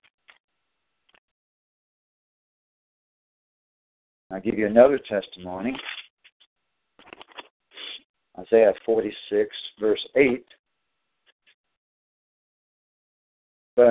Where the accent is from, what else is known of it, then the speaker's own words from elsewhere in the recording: North Carolina, United States; moved away; also born or lived in Tennessee / Pennsylvania; He had me to be born in Tennessee, that my parents divorced when I was like 5 years old, and then my first stepfather died or committed suicide And then my next stepfather moved us away to North Carolina